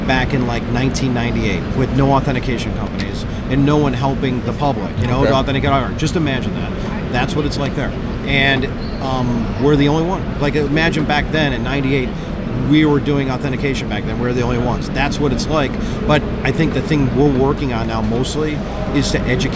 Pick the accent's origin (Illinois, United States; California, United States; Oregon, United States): Illinois, United States; Chicago; I'm from Chicago.